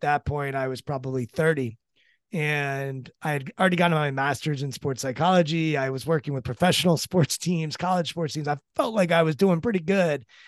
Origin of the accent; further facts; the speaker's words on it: Maryland, United States; I'm from Maryland